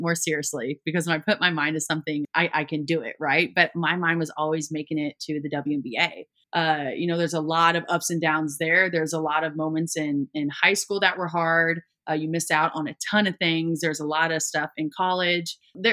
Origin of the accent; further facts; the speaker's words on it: Columbia, Missouri, United States; I grew up in Columbia, Missouri